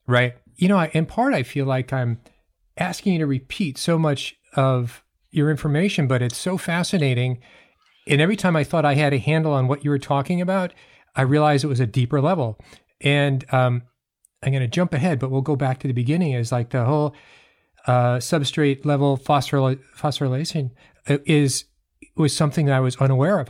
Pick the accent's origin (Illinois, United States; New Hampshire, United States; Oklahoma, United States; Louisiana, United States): New Hampshire, United States; I grew up in New Hampshire